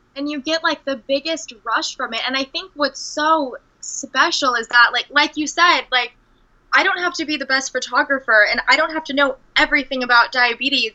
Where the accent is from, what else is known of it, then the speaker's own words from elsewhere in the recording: Redondo Beach, California, United States; moved away as an adult; also born or lived in Denver, Colorado; I grew up in Redondo Beach